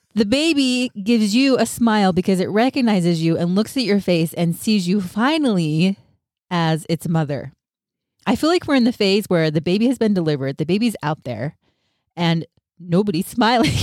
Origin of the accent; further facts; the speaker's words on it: Utah, United States; now in California, United States; I grew up in Utah, but now I live in California